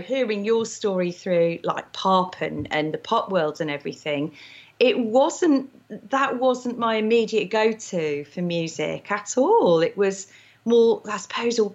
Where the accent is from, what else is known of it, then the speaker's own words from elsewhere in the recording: Market Rasen, East Midlands, United Kingdom; I was from Market Raisin in Lincolnshire. No one's ever heard of it. But there was actually a brass band in Market Raisin